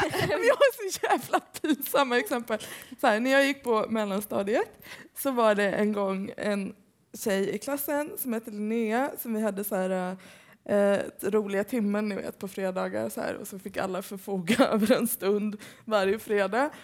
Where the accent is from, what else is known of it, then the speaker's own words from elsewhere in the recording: Gothenburg, Västra Götaland, Sweden; also born or lived in Hammarkullen; jag är ju uppvuxen i Göteborg